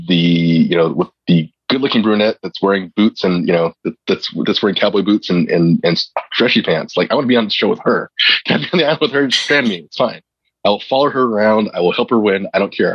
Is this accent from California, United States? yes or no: yes; Compton, California, United States; growing up in Compton